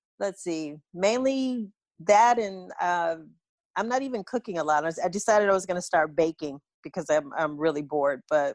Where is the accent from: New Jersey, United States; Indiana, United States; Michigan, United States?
Michigan, United States; Detroit; moved away as an adult; also born or lived in Brooklyn, New York; now in Los Angeles, United States; I was born in Brooklyn, grew up in Detroit